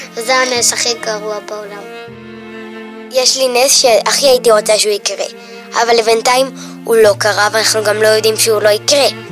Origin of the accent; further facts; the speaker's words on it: Jerusalem, Jerusalem District, Israel; אמא ואבא נולדו באריתריאה ואני נולדתי כאן